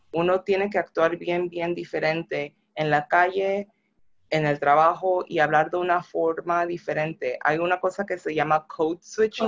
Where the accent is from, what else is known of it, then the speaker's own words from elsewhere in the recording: Panama; now in United States; yo soy negra, soy de Panamá y, y soy latina